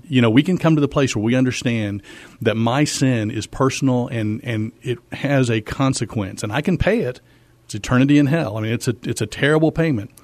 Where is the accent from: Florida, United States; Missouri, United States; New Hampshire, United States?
Missouri, United States; moved away as an adult; also born or lived in Fort Worth, Texas; now in San Antonio, United States; Yeah, so I grew up in Missouri, actually